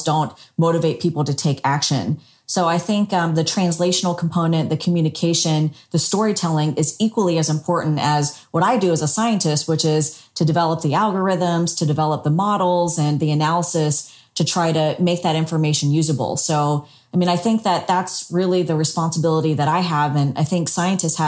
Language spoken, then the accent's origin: English; South Carolina, United States; now in Singapore; since I was a small child growing up in South Carolina